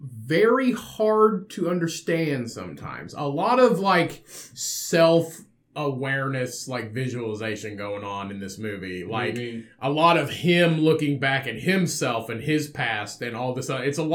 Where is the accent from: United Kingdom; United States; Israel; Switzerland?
United Kingdom; Liverpool, North West England; I grew up in Liverpool.